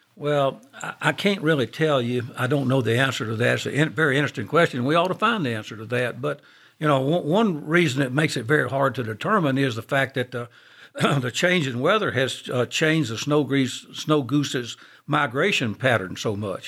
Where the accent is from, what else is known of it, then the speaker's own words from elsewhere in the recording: Monroe, Louisiana, United States; I'm from Monroe